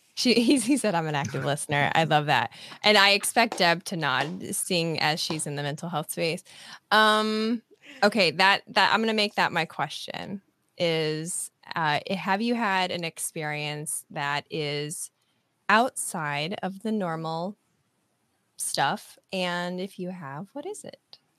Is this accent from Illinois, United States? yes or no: no; Nebraska, United States; moved away; I'm from Nebraska originally